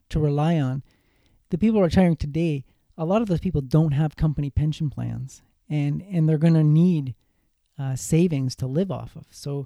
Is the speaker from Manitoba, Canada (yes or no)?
no; Cobourg, Ontario, Canada; I'm from Cobourg, Ontario